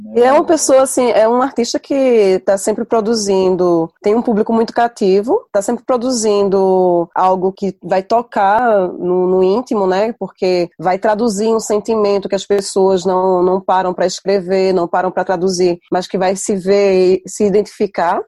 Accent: Brazil; now in Tours, France

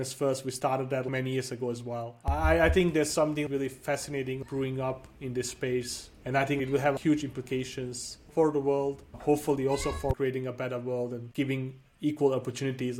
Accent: Denmark; also born or lived in Bosnia; I was born in Bosnia in a small town called, it's where the Kingdom of Bosnia was thousands of years ago. It's a super small town. My family lived there for a long time. Then like a war came and we had to refugee. We went to Denmark and I grew up in Denmark, studied there and lived there for most of my life.

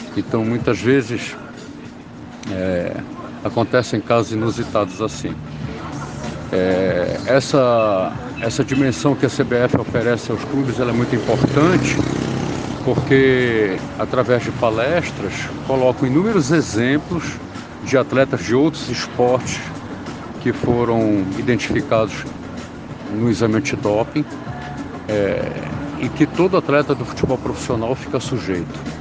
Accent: Belém, Pará, Brazil; moved away as an adult; also born or lived in Rio de Janeiro; eu sou paraense, fui criado em Belém do Pará

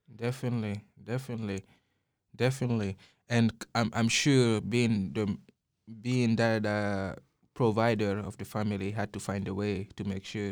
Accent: Guinea; now in Austin, United States; growing up in Guinea, I grew up seeing my father as a doctor

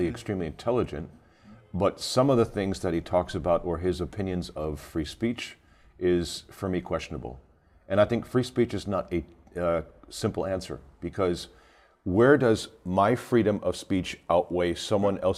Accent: New York City, New York, United States; now in Germany; I'm originally from New York, but I live in Germany. So the company is based out of Germany, uh, and that's why I res- reside for more than like 23, 24 years now.

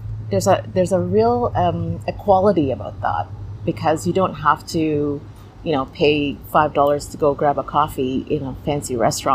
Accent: Canada; we are Canadian after all.

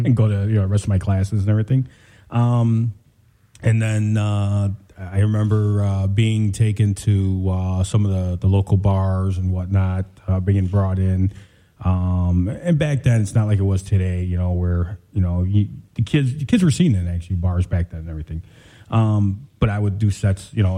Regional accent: Chicago, Illinois, United States; Born and raised in Chicago

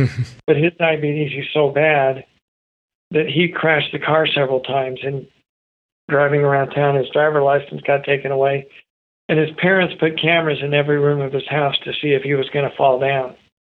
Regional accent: Idaho, United States; In fact, I got a note that I grew up in Idaho.

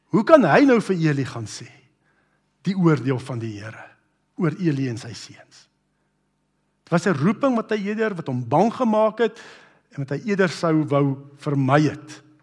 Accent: Brits, North West, South Africa; ek onthou hoe ek groot geword het in Brits

